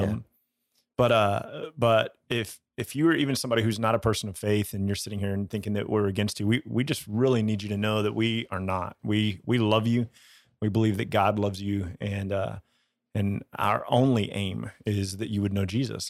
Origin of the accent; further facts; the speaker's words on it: United States; growing up in the American church